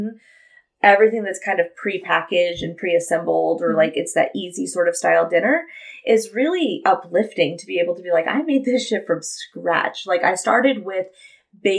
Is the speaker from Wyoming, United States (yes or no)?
no; outside of Laughlin, Nevada, United States; in Laughlin, like I grew up like outside of Laughlin